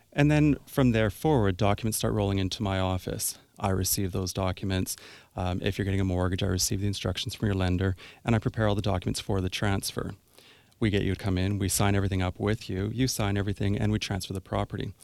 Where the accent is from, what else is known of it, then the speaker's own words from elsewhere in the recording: Sooke, British Columbia, Canada; also born or lived in Chemainus, British Columbia / Victoria, British Columbia; I was born, born in Chemainus, raised in Sioux, and moved into Victoria for law school. So, yes, I grew up in Sioux.